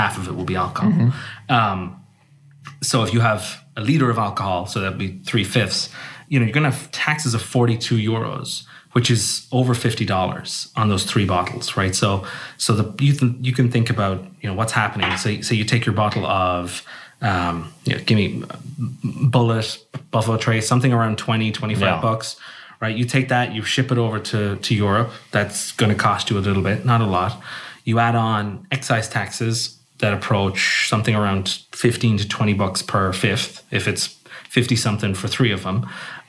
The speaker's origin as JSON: {"language": "English", "country": "Ireland", "said": "Because my accent won't give it away, but I'm from Ireland."}